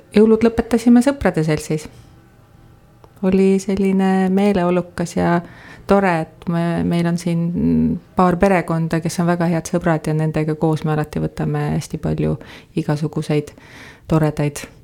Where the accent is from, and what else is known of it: Tabivere, Tartu County, Estonia; born or raised there; also born or lived in Tallinn; now in Põltsamaa, Estonia